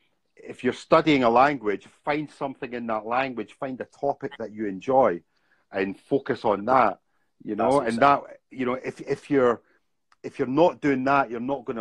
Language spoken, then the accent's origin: English; Scotland, United Kingdom; moved away as an adult; also born or lived in Bangkok, Thailand; I'm from Scotland.